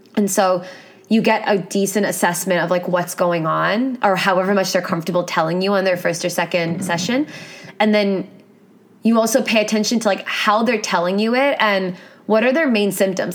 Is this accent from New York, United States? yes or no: yes; New York City, New York, United States; I grew up in New York City